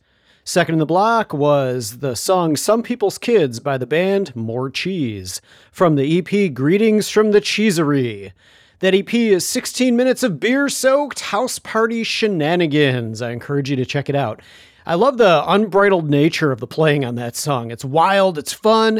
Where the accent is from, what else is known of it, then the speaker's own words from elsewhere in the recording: Chicago, Illinois, United States; my hometown, Chicago